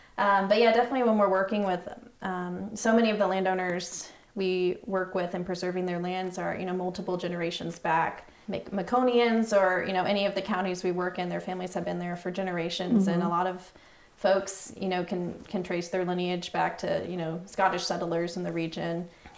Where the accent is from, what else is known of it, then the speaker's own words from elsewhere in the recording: Southern Blue Ridge, United States; I mean, and even though I grew up in the Southern Blue Ridge as well, and I don't have a long-standing family history in the region